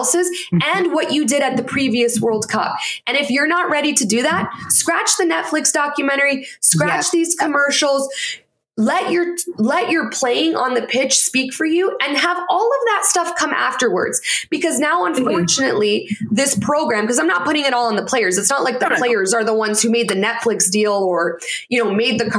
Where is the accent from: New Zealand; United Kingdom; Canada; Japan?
Canada; moved away; also born or lived in United States; I'm Canadian